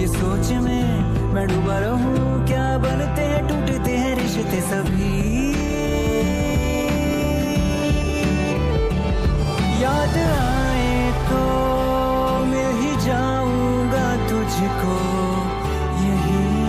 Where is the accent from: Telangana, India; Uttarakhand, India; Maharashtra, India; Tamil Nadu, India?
Uttarakhand, India; Dehradun; my hometown of Dehradun